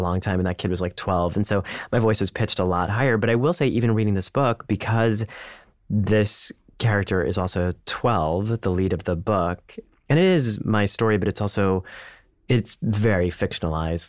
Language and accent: English; India; as an Indian man